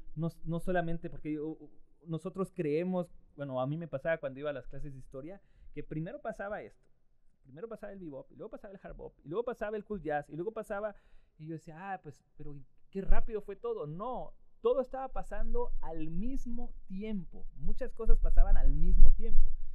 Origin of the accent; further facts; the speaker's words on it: Guerrero, Mexico; moved away as an adult; also born or lived in New York; yo crecí con esto, yo soy de guerrero, crecí con esto, esto lo vi en, las fiestas de mi abuela, en las fiestas del pueblo